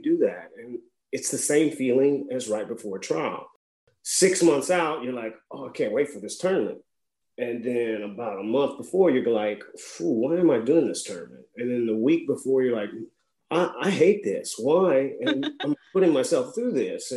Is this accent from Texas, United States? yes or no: no; Missouri, United States; moved away as an adult; also born or lived in Louisiana / Miami, Florida; now in Lafayette, United States; I grew up in Missouri, but I came to LSU and just never left, really.